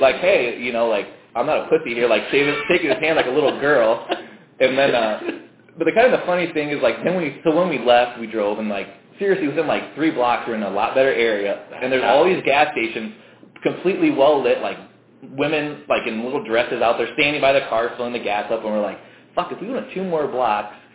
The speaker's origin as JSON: {"language": "English", "region": "Iowa", "country": "United States", "tie": "born or raised there", "said": "growing up in Iowa"}